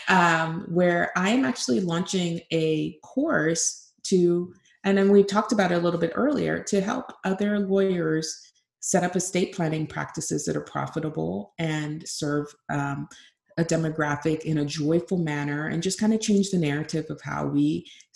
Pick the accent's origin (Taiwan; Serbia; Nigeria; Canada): Nigeria; I'm Nigerian